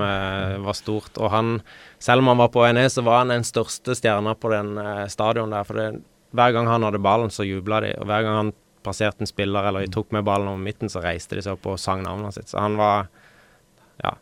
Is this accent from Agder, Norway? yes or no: yes; Kristiansand, Agder, Norway; det er der jeg vokste opp. så hver gang det er flom i Kristiansand